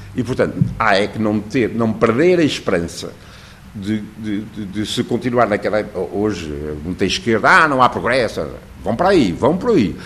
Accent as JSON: {"language": "Portuguese", "country": "Portugal"}